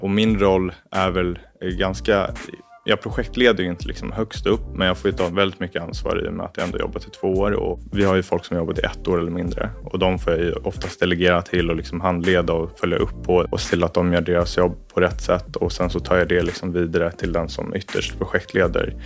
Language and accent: Swedish; Norrköping, Östergötland, Sweden; now in Stockholm, Sweden; Kommer från Norrköping ursprungligen, born and raised där